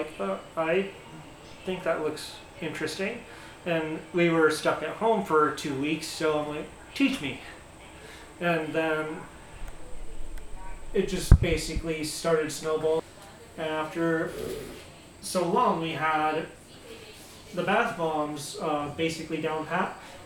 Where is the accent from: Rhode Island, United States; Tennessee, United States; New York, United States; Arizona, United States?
Arizona, United States; I'm from Arizona